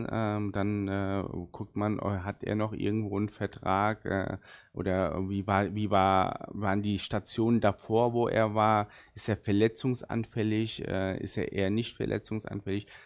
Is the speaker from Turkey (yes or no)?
yes; South Turkey, Turkey; first language Arabic; German is a second language; wir kommen so aus der, ganz im Süden der Türkei und äh, da reden wir auch äh, Arabisch. Und meine Muttersprache ist wirklich Arabisch und die zweite äh, war dann Deutsch und dann kam Türkisch.